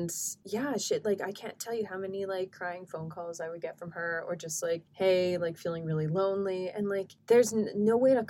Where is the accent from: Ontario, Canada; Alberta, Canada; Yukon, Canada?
Alberta, Canada; Edmonton; Because the thing about growing up in Edmonton